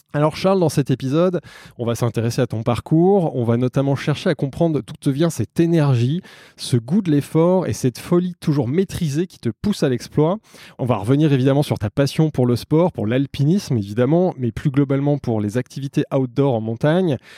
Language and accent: French; Savoy, Auvergne-Rhône-Alpes, France; je suis savoyard